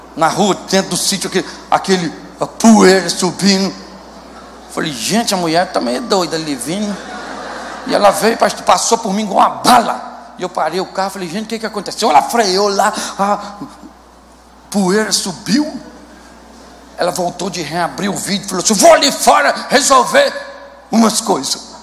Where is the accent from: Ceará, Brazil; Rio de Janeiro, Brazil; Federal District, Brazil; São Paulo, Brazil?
Rio de Janeiro, Brazil; Eu sou carioca, mas sou convertido.